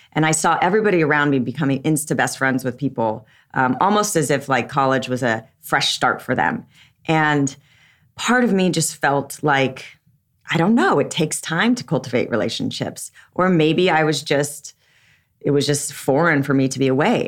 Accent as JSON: {"language": "English", "region": "Southern California", "country": "United States", "tie": "born or raised there", "said": "I was raised in Southern California"}